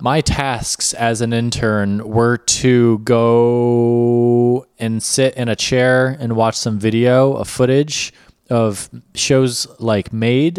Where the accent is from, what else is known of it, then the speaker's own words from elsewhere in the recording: New York, United States; moved away; I'm a New Yorker.